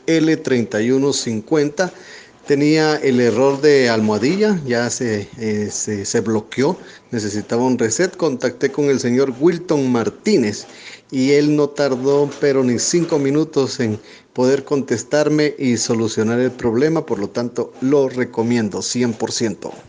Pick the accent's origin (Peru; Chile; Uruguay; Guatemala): Guatemala; soy de Guatemala